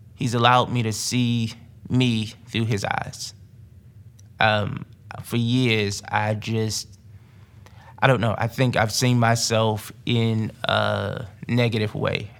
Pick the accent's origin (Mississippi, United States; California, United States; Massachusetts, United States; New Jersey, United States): New Jersey, United States; Newark; moved away; growing up in Newark, New Jersey